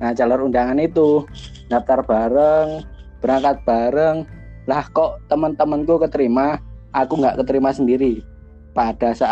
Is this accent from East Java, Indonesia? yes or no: yes; Banyuwangi, East Java, Indonesia; Saya asli orang Banyuwangi yang saat ini kuliah di Surabaya.